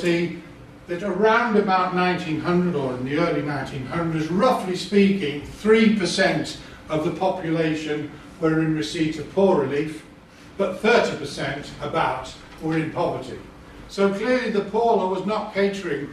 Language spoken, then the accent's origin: English; Leeds, Yorkshire and the Humber, United Kingdom; I come from Leeds